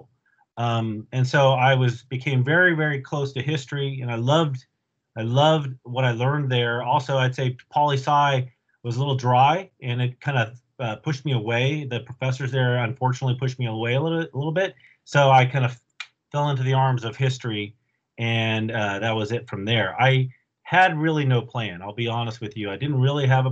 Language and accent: English; Bay Area, California, United States; also born or lived in Alameda, California / La Selva Beach, California / Saratoga, California; I was born, raised in the Bay Area.